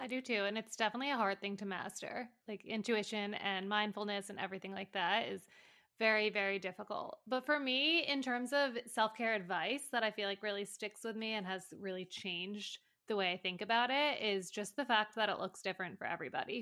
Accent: New Paltz, New York, United States; also born or lived in Chicago; back and forth between New Paltz, where I'm from, and New York City

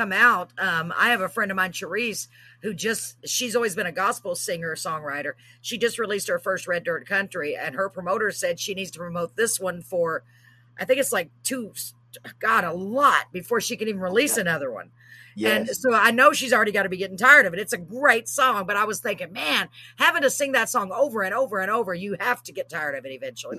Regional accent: Waco, Texas, United States; He's from my hometown of Waco, Texas.

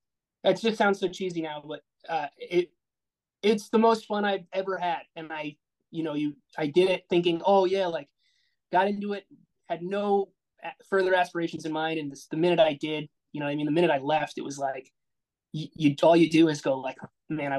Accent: Rhode Island, United States; moved away as an adult; now in Chicago, United States; we're from Rhode Island, me and my fiance.

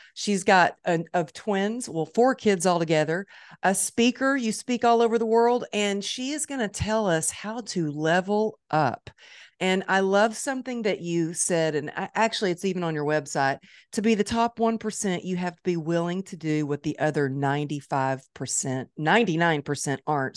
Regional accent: Dallas, Texas, United States; It's my hometown

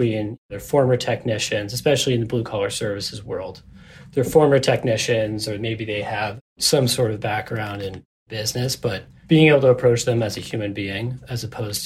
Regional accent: Boston, Massachusetts, United States; I grew up in the Boston area

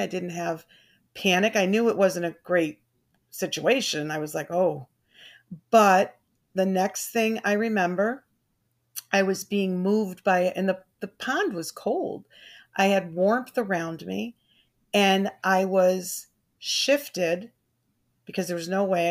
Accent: Burlington, Connecticut, United States; also born or lived in Glastonbury, Connecticut; I grew up in Burlington, Connecticut

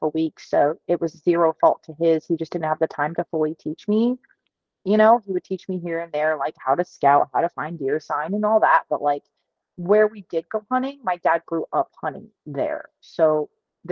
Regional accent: New Hampshire, United States; I grew up hunting in New Hampshire

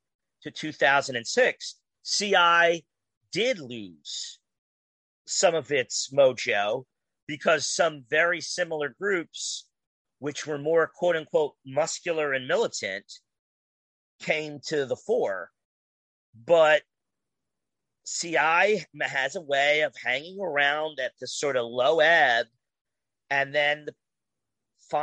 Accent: New Jersey, United States; my home state of New Jersey

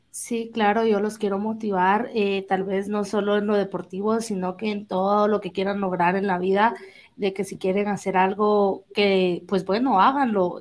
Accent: Jalapa, Guatemala; yo soy de Jalapa

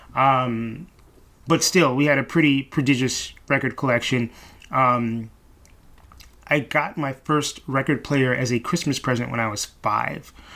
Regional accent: New York City, New York, United States; I grew up here in Brooklyn, grew up in East Flatbush, East 45th in Church.

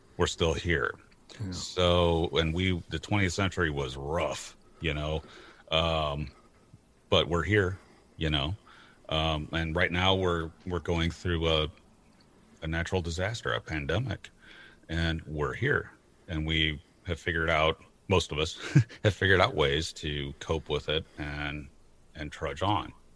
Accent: St. Louis, Missouri, United States; also born or lived in Portland, Oregon; I grew up uh, and I'm born and currently located in St. Louis, Missouri

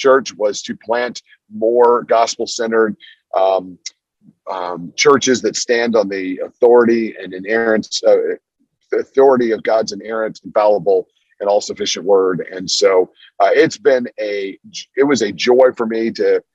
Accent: Washington, District of Columbia, United States; now in North Carolina, United States; I grew up in Washington, D.C.

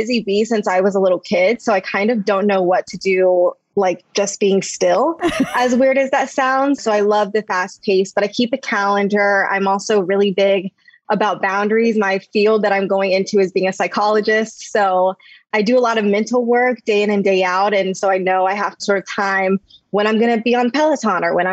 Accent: Virginia, United States; now in Washington, D.C., United States; I'm originally from Virginia.

